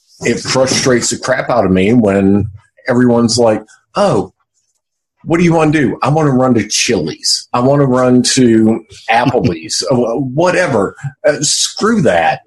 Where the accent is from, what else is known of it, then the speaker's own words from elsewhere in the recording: Johnson City, Tennessee, United States; also born or lived in Boones Creek, Tennessee; now in Asheville, United States; I grew up, I was actually born within the city limits of Johnson City. My family had a farm